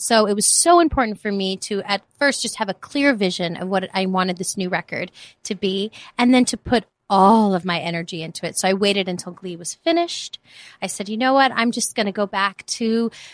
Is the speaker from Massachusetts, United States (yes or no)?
no; New York City, New York, United States; moved away as an adult; also born or lived in Los Angeles; I grew up in the Bronx. I'm from New York